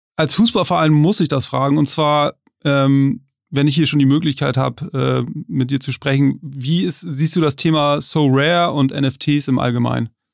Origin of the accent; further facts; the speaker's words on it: Hamburg, Germany; als Hamburger